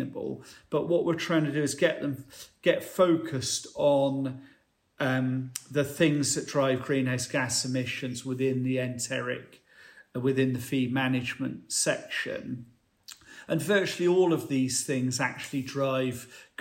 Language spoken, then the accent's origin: English; United Kingdom; as British farmers